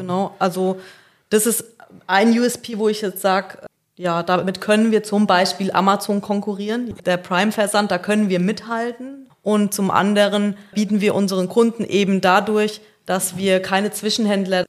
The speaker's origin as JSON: {"language": "German", "town": "Aschaffenburg", "region": "Bavaria", "country": "Germany", "tie": "born or raised there", "also_born_or_lived": "Darmstadt", "moved": "as an adult", "lives_now": "Selb, Germany", "said": "Ich komme gebürtig aus Aschaffenburg"}